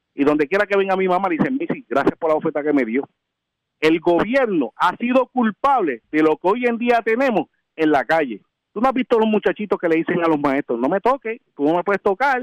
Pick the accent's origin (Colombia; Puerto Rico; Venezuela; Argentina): Puerto Rico; nosotros nacimos en Puerto Rico, vivimos en Puerto Rico, nosotros no vamos a abandonar nuestro país